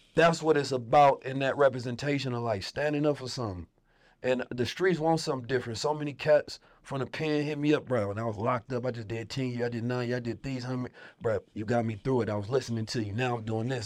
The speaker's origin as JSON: {"language": "English", "town": "Oakland", "region": "California", "country": "United States", "tie": "born or raised there", "said": "Growing up in Oakland"}